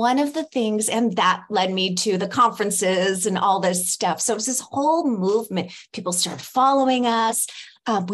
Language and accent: English; California, United States; moved away as an adult; now in Mexico; I'm from California.